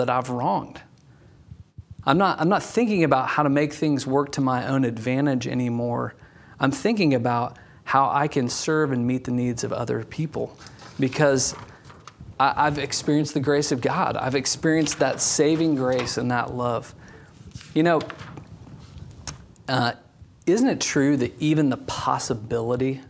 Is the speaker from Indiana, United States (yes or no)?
yes; Indiana, United States; as we drove down the main street of my hometown